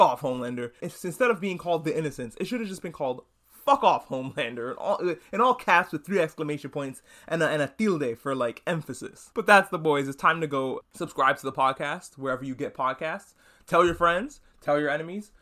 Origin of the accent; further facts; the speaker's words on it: New York City, New York, United States; moved away as an adult; I'm a New Yorker, or formerly a New Yorker. I grew up there, and I lived there until recently